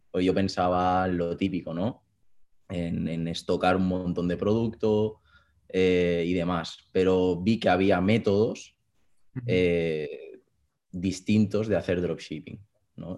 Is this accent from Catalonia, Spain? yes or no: yes; Granollers, Catalonia, Spain; soy de Barcelona, un pueblecito muy cercano que se llama Granollers